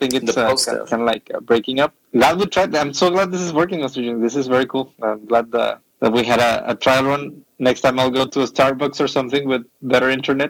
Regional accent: Mexico; moved away; also born or lived in Mexico City; I'm coming from Mexico, right?

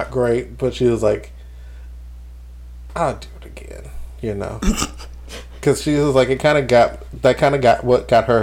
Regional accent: New Jersey, United States; I'm, I'm, I'm a girl from Jersey. You gonna get me? I'm loud.

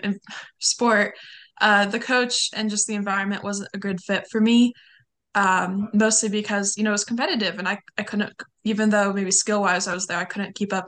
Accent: Lancaster, California, United States; I grew up a little bit like about 30-40 minutes north of LA, in a much smaller like suburb in the desert

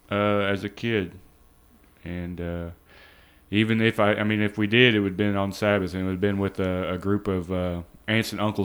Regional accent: Newton, Iowa, United States; born there; also born or lived in Missouri / Chicago; Well, I was born in Newton, Iowa, a little town about 40 miles east of Des Moines.

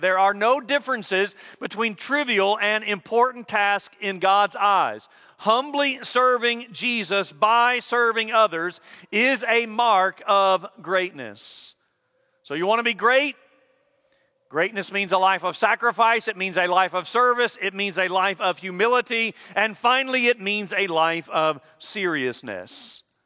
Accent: United States; We expect service in our country and good service at that.

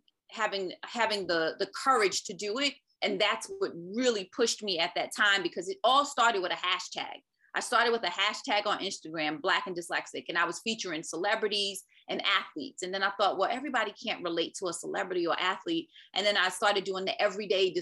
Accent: New York City, New York, United States; moved away; also born or lived in North Carolina; I'm originally from Brooklyn, New York.

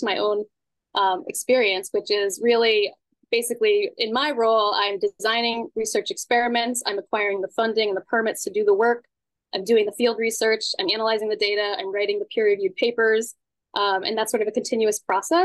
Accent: Scituate, Massachusetts, United States; I grew up in Scituate, Massachusetts, which is a small coastal community

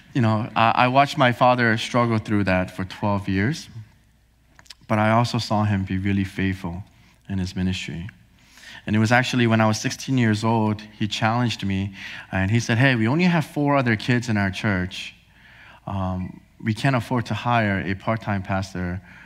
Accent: New Jersey, United States; also born or lived in Korea; I was born in Korea. Uh, my parents and I, we moved here to New Jersey when I was four years old.

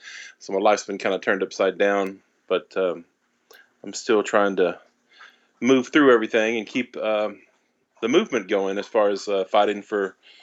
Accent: the South, United States; accent: Southern; to do a heavy, strong Southern accent because that's kind of the way I used to talk. And I lost my accent because I was bullied in college

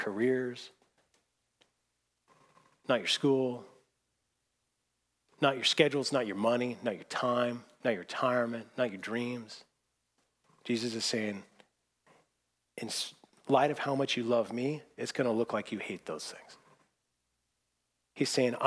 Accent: Seattle, Washington, United States; moved away; I grew up in Seattle

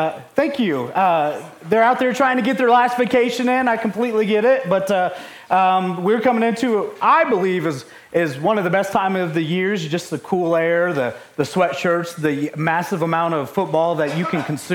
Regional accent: Ohio, United States; I grew up in Ohio

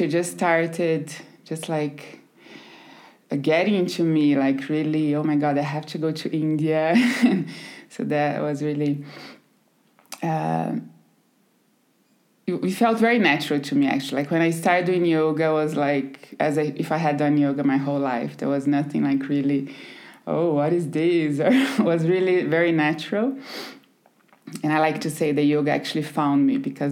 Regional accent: countryside of São Paulo state, Brazil; English is a second language; moved away as an adult; also born or lived in Recife, Pernambuco; I grew up in a very small town in the countryside in São Paulo, very tiny, 20,000 people.

